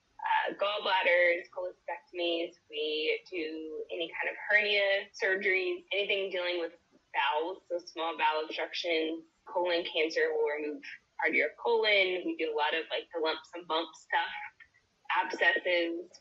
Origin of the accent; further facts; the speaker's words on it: Nacogdoches, Texas, United States; I am from Nacogdoches, Texas, so a small town in East Texas.